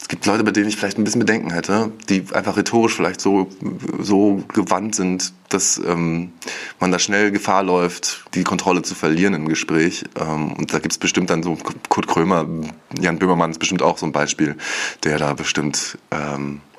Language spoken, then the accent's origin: German; Wismar, Mecklenburg-Vorpommern, Germany; ich bin 32 Jahre alt, ich komme aus Wismar, ähm, einer wunderschönen Stadt an unserer schönen Ostseeküste.